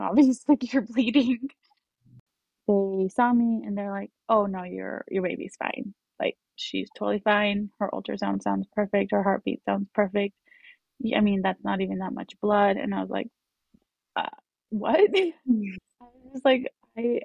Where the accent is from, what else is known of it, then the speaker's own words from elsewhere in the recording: Utah, United States; also born or lived in Colombia; raised in Utah